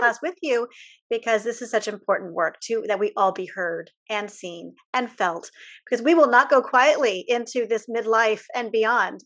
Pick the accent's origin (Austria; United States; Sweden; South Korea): United States; as an American